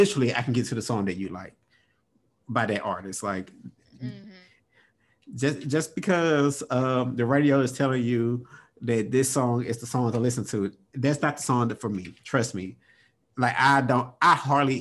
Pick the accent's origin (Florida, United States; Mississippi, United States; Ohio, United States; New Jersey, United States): Mississippi, United States; my family, I'm from Mississippi